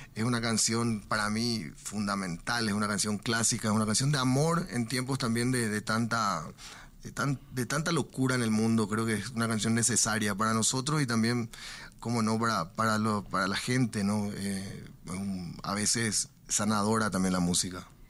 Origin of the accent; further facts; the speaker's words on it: Paraguay; somos los cachiporros de Paraguay